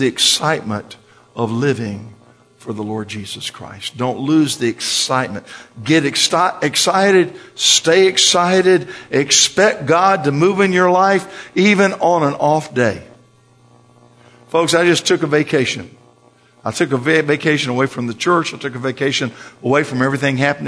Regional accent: Florida, United States; I'm from Florida

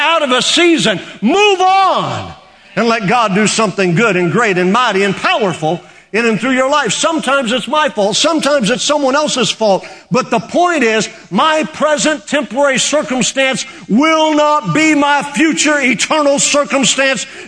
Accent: Oklahoma, United States; moved away; I'm from Oklahoma

